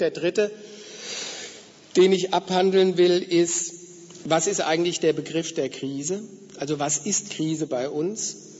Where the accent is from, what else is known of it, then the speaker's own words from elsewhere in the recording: Frankfurt am Main, Hesse, Germany; wo ich herkomme aus Frankfurt ist ja das Finanzzentrum in Deutschland